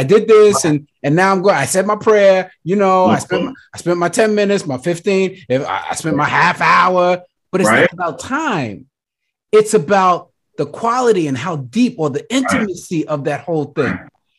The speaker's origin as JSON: {"language": "English", "town": "Brooklyn", "region": "New York", "country": "United States", "said": "it doesn't matter if I don't play from Brooklyn, that like I'm from Brooklyn"}